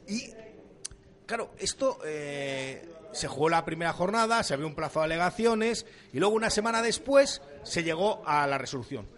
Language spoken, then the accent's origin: Spanish; Avilés, Asturias, Spain; also born or lived in Cáceres; yo nací en Avilés, pero mi familia es cacereña, con lo cual soy de Carcáceres